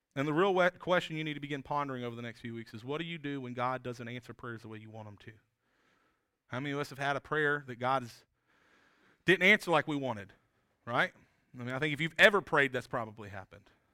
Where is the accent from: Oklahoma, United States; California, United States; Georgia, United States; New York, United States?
Georgia, United States; South; moved away as an adult; also born or lived in Appalachian State (North Carolina mountains); now in South Carolina, United States; when I was a kid, I grew up in South Georgia